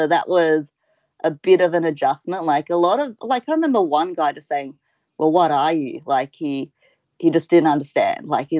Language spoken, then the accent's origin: English; Sydney, New South Wales, Australia; I grew up in Cabramatta, which is in Western Sydney